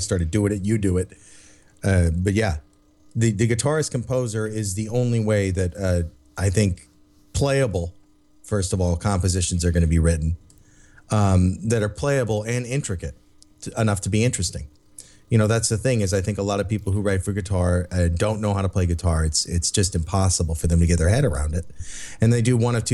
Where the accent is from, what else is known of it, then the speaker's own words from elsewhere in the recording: United States; we're American.